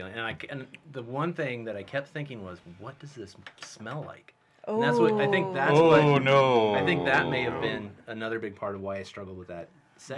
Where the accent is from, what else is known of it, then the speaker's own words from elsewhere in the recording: McCook, Nebraska, United States; McCook, Nebraska.